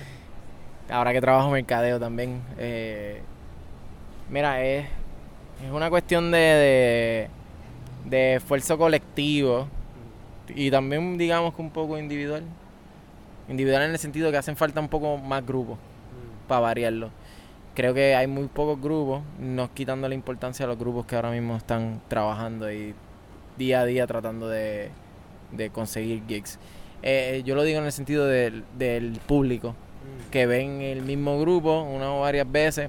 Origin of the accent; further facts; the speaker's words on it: Mayagüez, Puerto Rico; me nací, nací criado en Mayagüez